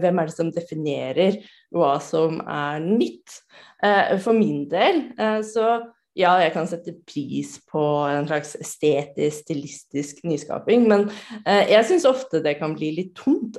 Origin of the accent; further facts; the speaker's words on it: Norway; jeg kommer fra Norge